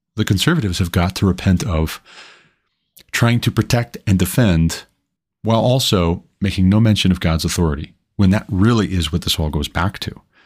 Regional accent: Montana, United States; my home state of Montana

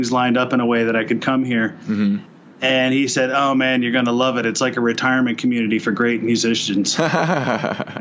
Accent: New Jersey, United States; also born or lived in Boston / San Francisco Bay Area; now in Portland, United States; I'm originally from New Jersey

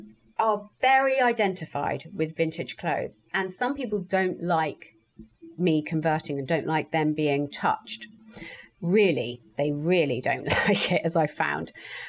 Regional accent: Australia; I am an Aussie, I'm part of the Aussie Clark crowd.

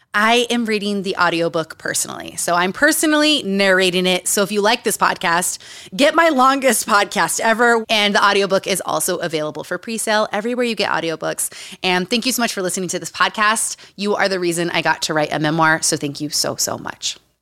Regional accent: Utah, United States; Growing up in Utah

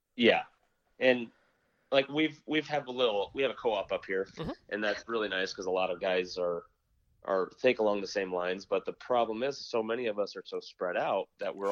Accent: Nebraska, United States; now in Michigan, United States

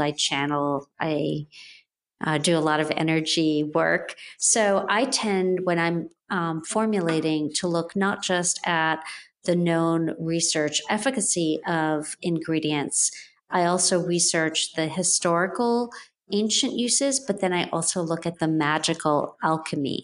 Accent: Jamaica; moved away; I grew up and was born in Jamaica, West Indies

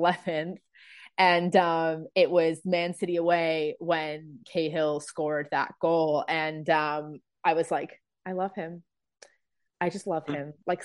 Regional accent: England, United Kingdom; now in Canada; I'm originally from England, but then moved to Canada in early 2001.

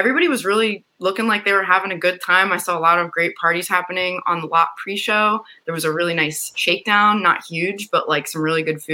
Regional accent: Philadelphia, Pennsylvania, United States; I'm from Philly

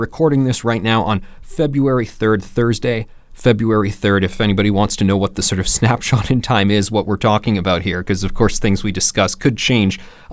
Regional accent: Canada; I was from Canada.

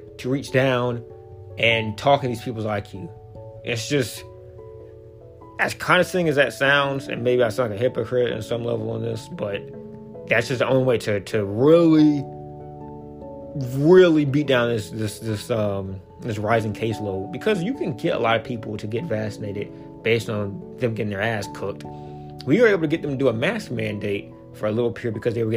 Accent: Alabama, United States; moved away; dumb uneducated Alabama people. There's a lot of them in my hometown

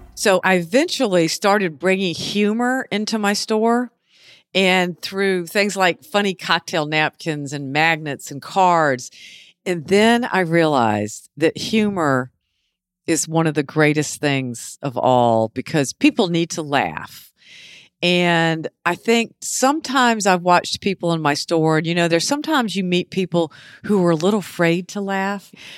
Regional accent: Beaufort, South Carolina, United States; also born or lived in Charleston / New York City; I was born and raised here in Beaufort

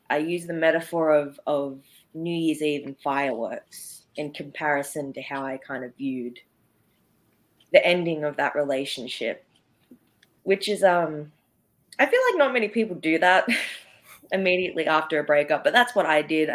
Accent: Sydney, New South Wales, Australia; I'm from Sydney, Australia

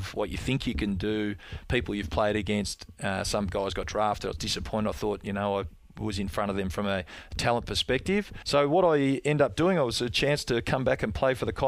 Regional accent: Melbourne, Victoria, Australia; I was born in Moorabbin in the eastern outer suburbs of Melbourne

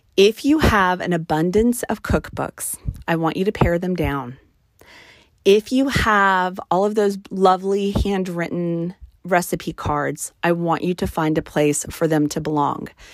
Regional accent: New Mexico, United States; on my mother's side of the family, we are from New Mexico.

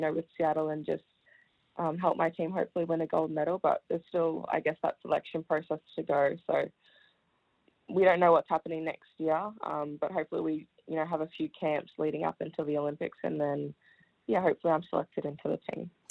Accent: Melbourne, Victoria, Australia; also born or lived in Wellington, New Zealand; my family and I moved to Australia, to Melbourne when I was five. So I started primary school at Oak Park Primary School

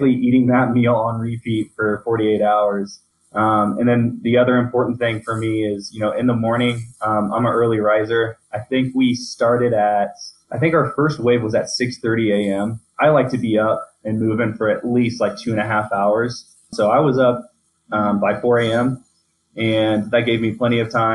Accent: Indiana, United States; moved away as an adult; now in Colorado, United States; I come from Indiana

